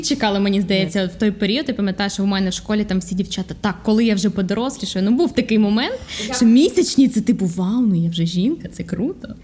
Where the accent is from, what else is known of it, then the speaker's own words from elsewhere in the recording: Vinnytsia, Vinnytsia Oblast, Ukraine; now in Kyiv, Ukraine; я із міста Вінниця